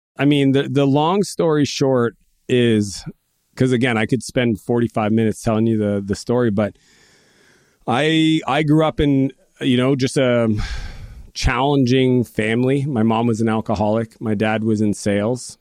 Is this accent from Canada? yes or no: yes; Canada; I'm Canadian